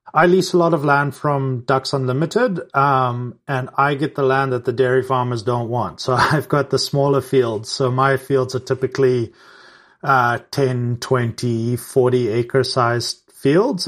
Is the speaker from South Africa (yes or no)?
yes; South Africa; moved away; growing up in South Africa as well